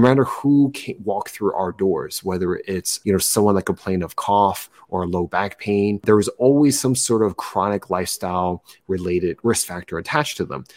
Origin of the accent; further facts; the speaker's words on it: New Jersey, United States; moved away; I'm originally from New Jersey. I'm a first generation immigrant child.